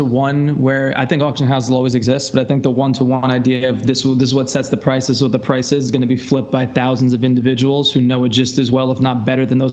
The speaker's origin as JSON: {"language": "English", "region": "New York", "country": "United States", "said": "as a New Yorker"}